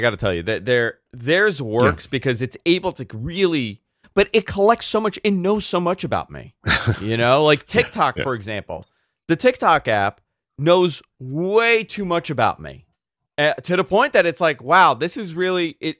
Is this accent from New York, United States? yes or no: yes; New York, United States; like it's so bizarre, like how it knows I'm a New Yorker.